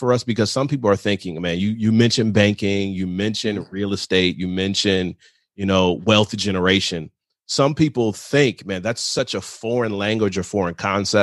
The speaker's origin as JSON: {"language": "English", "region": "Michigan", "country": "United States", "said": "I'm a northern guy. I'm from Michigan"}